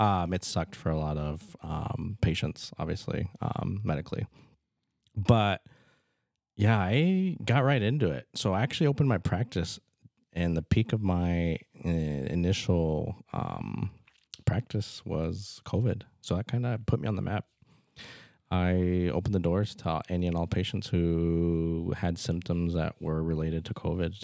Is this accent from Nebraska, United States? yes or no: yes; Fremont, Nebraska, United States; moved away as an adult; also born or lived in Omaha, Nebraska; now in Norfolk, United States; I'm from Fremont